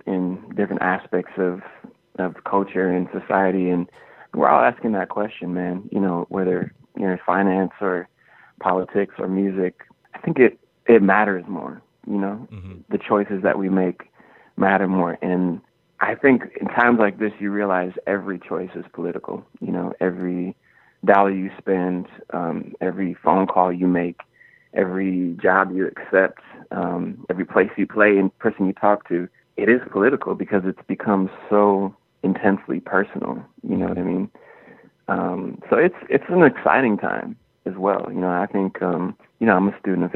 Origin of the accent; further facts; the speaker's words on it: Minneapolis, Minnesota, United States; growing up in Minneapolis